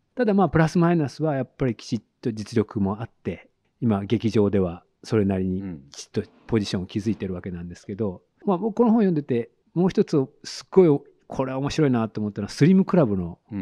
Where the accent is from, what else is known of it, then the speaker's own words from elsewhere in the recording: Hiroshima, Japan; 広島県です